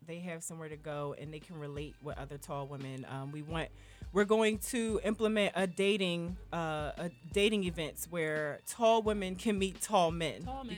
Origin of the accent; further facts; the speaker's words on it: Philadelphia, Pennsylvania, United States; I'm from Philly